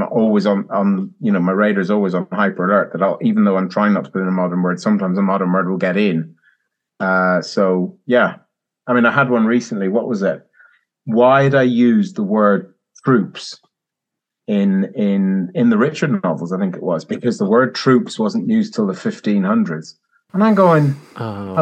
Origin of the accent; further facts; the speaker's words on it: Ireland; now in England; I'm Irish.